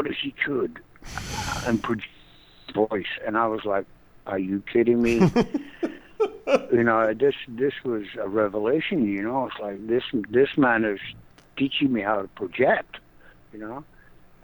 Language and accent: English; Scotland, United Kingdom; accent: Scottish; moved away; also born or lived in Paris, France; I'm Scottish